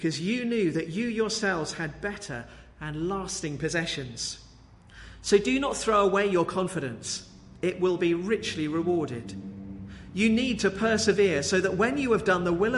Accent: Brighton, South East England, United Kingdom; When I was a child, I grew up just outside Brighton in Wooding Dean

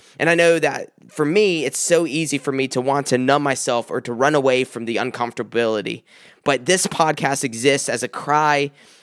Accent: South Carolina, United States; now in Michigan, United States; I'm from South Carolina

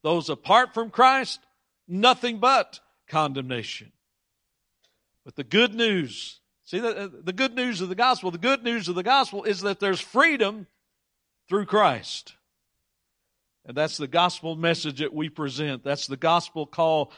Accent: United States; I was born in the United States of America

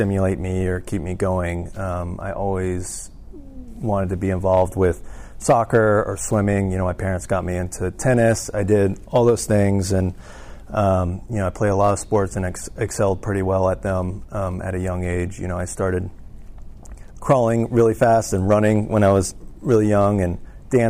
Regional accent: Atlanta, Georgia, United States; moved away as an adult; also born or lived in San Antonio, Texas; we moved from San Antonio to Atlanta. That's where I spent most of my life. You know, I moved there at 4 and lived there until about 25

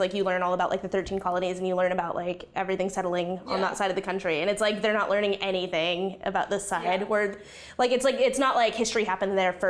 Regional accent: Yuma, Arizona, United States; I grew up in Yuma, Arizona, where everyone is white or everyone is Mexican. So I was just, like, this weird, like, other.

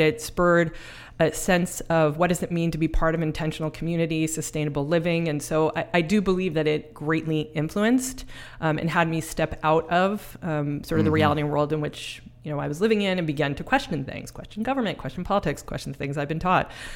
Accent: Mount Vernon, New York, United States; accent: New York; also born or lived in Bronx, New York; now in Snohomish County, Washington, United States; I was born in the Bronx, raised in Mount Vernon, which is just north of the Bronx

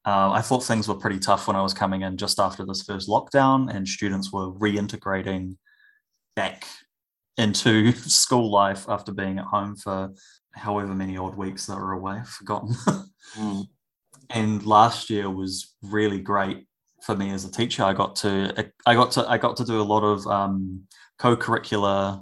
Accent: Hawke's Bay, New Zealand; now in Wellington, New Zealand; I originally come from Hawke's Bay

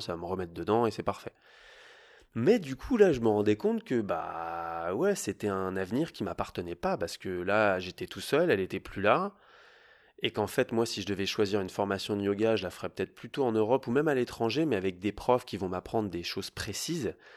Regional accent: Paris, Île-de-France, France; moi je viens de Paris, donc j'aime la ville.

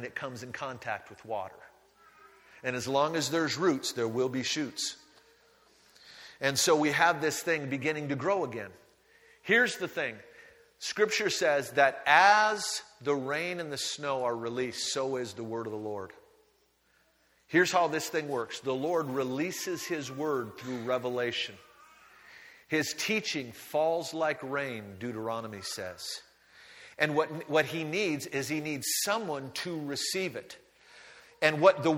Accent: United States; moved away; I grew up on the Great Lakes

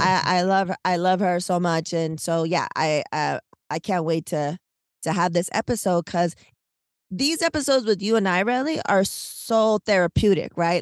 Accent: San Diego, California, United States; born or raised there; moved away

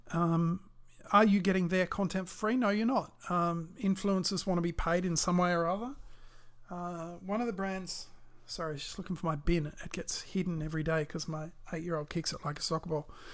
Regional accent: Australia; I'm Australian

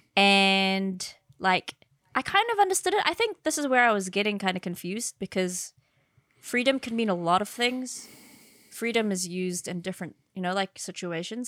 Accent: Philippines; I'm Filipino

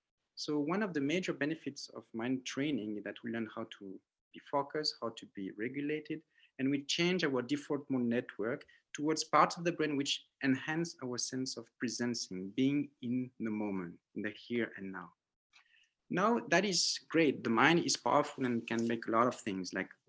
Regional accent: French Polynesia; born there; Yeah, so I was born in Tahiti from a French father, Cambodian mother, Vietnamese grandmother, and Chinese great-grandfather.

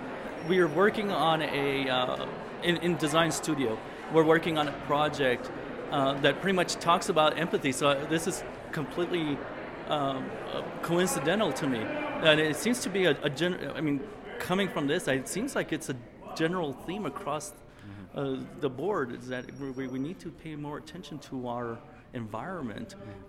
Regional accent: El Paso, Texas, United States; I'm from El Paso, Texas. I teach for the El Paso Community College.

